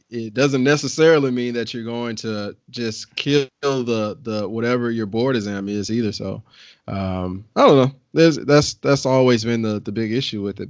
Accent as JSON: {"language": "English", "region": "the South", "country": "United States", "said": "I'm from the South"}